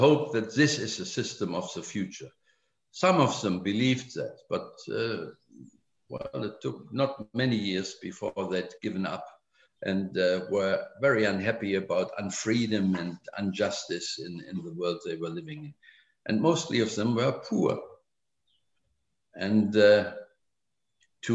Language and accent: English; Germany; English is a second language; my work there as a young German